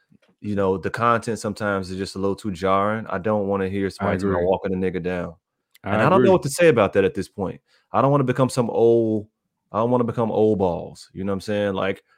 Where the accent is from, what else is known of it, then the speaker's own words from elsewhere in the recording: Chicago, Illinois, United States; I was going through the community I was born in. That's where I'm from. Like, I'm from the North Lawndale area. Like, I used to go to school on 16th Street.